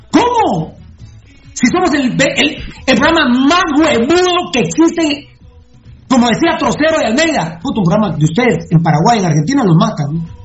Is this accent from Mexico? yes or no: no; Guatemala; nunca me dijeron que era guatemalteco.